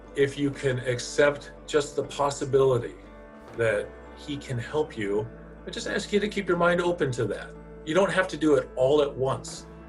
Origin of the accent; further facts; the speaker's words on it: Eugene, Oregon, United States; I'm from the Eugene area. Uh, grew up here.